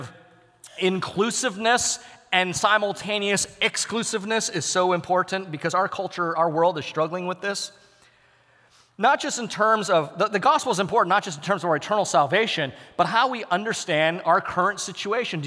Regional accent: United States; I'm embedded in a cultural context as an American

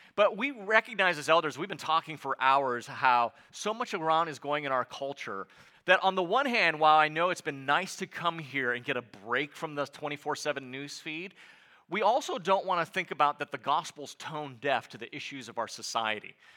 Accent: United States; as an American

